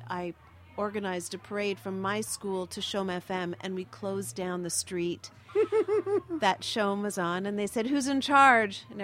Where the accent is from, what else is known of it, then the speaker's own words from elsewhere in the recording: Montreal, Quebec, Canada; I grew up in Montreal